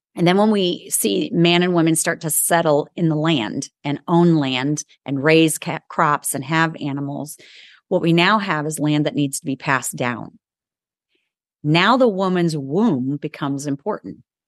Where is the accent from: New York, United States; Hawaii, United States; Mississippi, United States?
New York, United States; moved away; also born or lived in the South; I'm a New Yorker